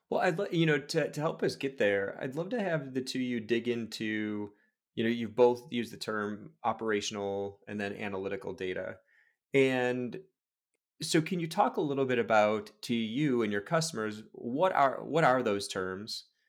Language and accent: English; Chicago, Illinois, United States; now in Portland, United States; I'm a Chicagoan, so, like, you grow up just loving baseball, live out here in Portland, Oregon now